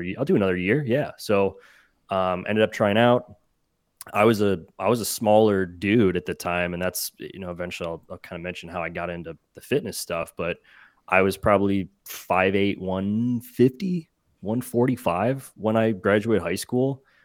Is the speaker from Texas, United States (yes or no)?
no; Cleveland, Ohio, United States; I grew up in Cleveland